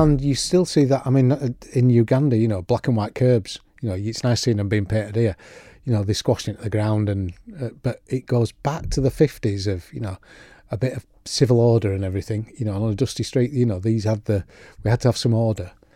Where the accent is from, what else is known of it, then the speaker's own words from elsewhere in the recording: Yorkshire and the Humber, United Kingdom; now in Isle of Man; I am gently proud of my, my Yorkshire roots as well as living here